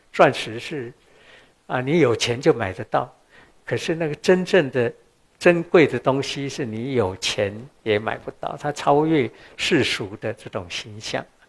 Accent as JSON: {"language": "Chinese", "area": "Qishan", "region": "Kaohsiung", "country": "Taiwan", "tie": "born or raised there", "said": "我出生在台湾南部高雄的旗山，旗山现在不错了，我小时候是很偏远的地方"}